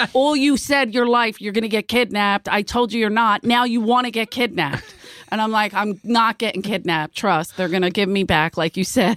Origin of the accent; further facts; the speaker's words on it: Philadelphia, Pennsylvania, United States; moved away; I'm from Philly